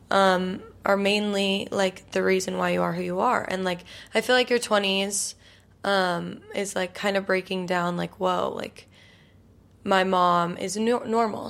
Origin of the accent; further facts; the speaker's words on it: Utah, United States; now in New York, United States; I'm from Utah